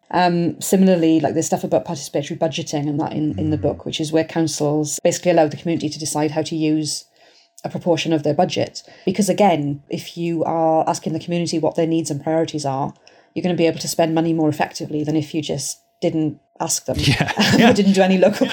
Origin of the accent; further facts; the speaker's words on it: Welsh, Wales, United Kingdom; I'm Welsh